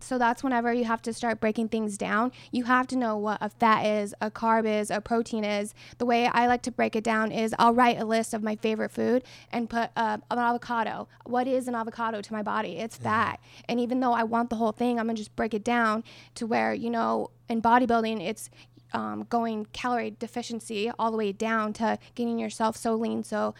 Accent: New Mexico, United States; I'm from New Mexico. I played at a D2 Western New Mexico University.

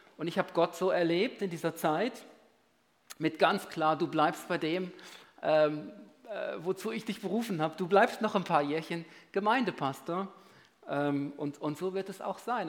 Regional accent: Switzerland; bei uns in der Schweiz

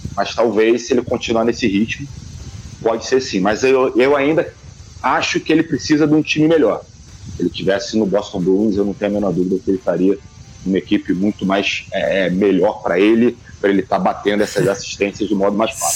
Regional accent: Rio de Janeiro, Brazil; moved away as an adult; now in Manaus, Brazil; sou do Rio de Janeiro, mas eu estou em Manaus, cara. Tô morando um ano

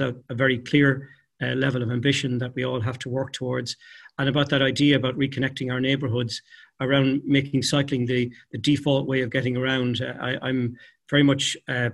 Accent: Kilkenny, Leinster, Ireland; moved away as an adult; now in Dublin, Ireland; my hometown of Kilkenny

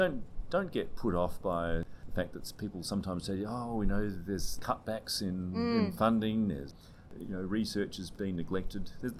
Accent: Australia; moved away as an adult; now in Edinburgh, United Kingdom; as an Australian, I moved to the UK

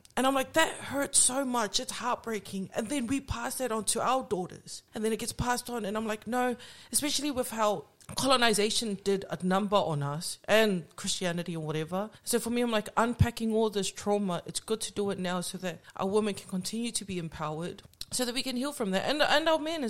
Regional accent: Auckland, New Zealand; moved away; I grew up in Onehunga.

